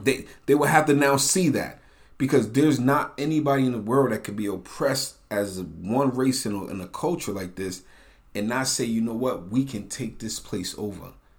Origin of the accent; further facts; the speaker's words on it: United States; also born or lived in New Jersey / New York; growing up in New Jersey in the eighties and nineties or New York?